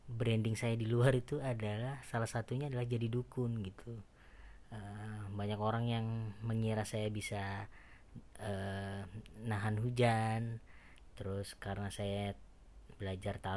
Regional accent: Surabaya, East Java, Indonesia; ngebahas tentang uh, apapun yang berbau Jawa karena saya dari Surabaya kan

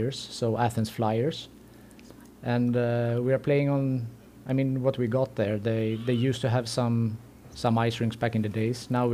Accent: Gothenburg, Västra Götaland, Sweden; moved away as an adult; also born or lived in Greece; born and raised in Sweden, and grew up in Göteborg, Gothenburg

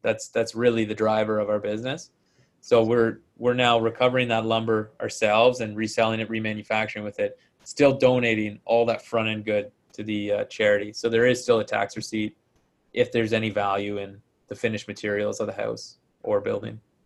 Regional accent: Ontario, Canada; moved away as an adult; also born or lived in Ottawa, Canada / Kingston, Canada / Calgary, Canada; now in Vancouver, Canada; I grew up in Ontario, uh, in Ottawa, and then Kingston

